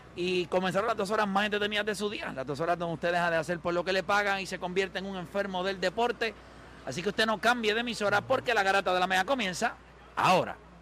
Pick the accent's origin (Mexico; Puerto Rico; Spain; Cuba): Puerto Rico; nosotros como puertorriqueños